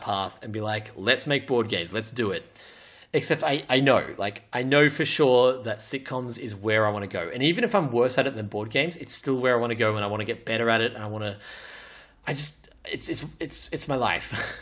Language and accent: English; Australia; I'm Australian